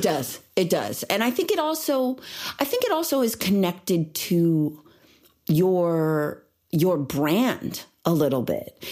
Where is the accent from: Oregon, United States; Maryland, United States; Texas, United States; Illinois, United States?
Illinois, United States; now in Los Angeles, United States; growing up in Illinois